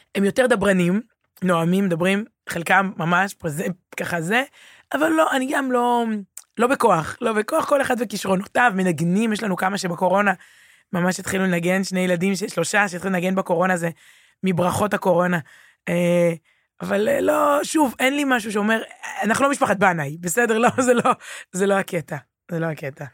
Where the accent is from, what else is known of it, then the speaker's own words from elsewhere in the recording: Herzliya, Tel Aviv District, Israel; also born or lived in Ramat HaSharon; גדלתי בהרצליה, רמת השרון